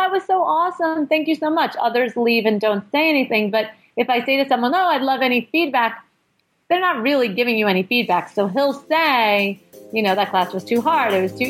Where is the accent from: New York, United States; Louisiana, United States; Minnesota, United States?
New York, United States; New York City; the neighborhood where I grew up in Brooklyn